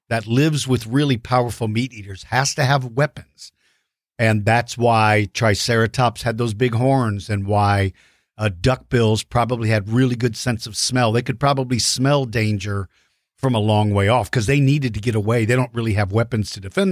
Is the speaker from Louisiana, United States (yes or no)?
no; Maryland, United States; moved away; I grew up in Maryland, which was close to there